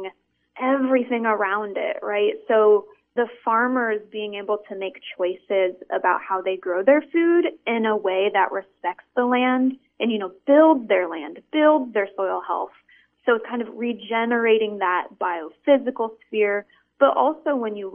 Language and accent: English; Iowa, United States; I grew up in Iowa surrounded by cornfields